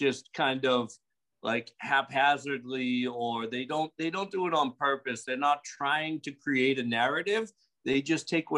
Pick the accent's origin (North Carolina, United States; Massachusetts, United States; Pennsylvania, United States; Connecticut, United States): Massachusetts, United States; Boston; moved away as an adult; now in Pensacola, United States; I'm originally from Boston. I've been living in Pensacola for about 16 years now